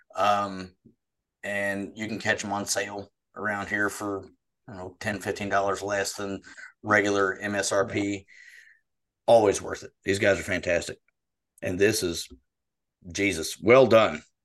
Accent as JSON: {"language": "English", "country": "United States", "tie": "born or raised there", "said": "My hometown was one that was it was wiped off the map"}